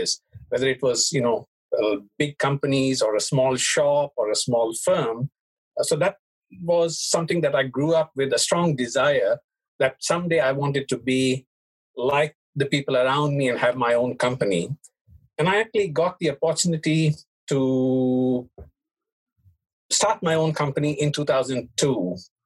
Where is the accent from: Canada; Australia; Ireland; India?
India; moved away as an adult; also born or lived in Hong Kong; now in Japan; I was born in Hong Kong, but I was raised in India